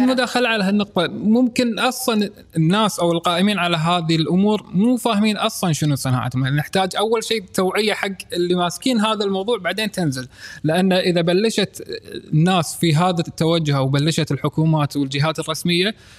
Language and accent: Arabic; Kuwait; عندنا في الكويت